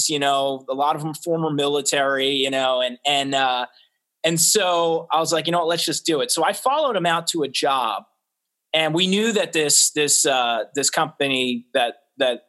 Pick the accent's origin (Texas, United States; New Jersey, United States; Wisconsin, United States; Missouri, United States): New Jersey, United States; I'm originally from Jersey